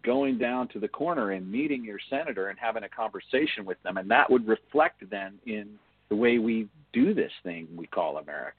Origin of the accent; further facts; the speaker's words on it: United States; as an American